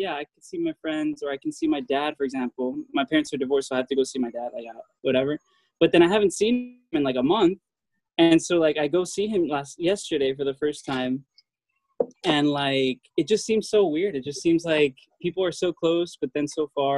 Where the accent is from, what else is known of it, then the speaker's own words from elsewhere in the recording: Miami, Florida, United States; moved away as an adult; also born or lived in Vienna; I'm from Miami. And honestly, when you're from Miami, like you don't think you're just from Miami. That's where you grow up.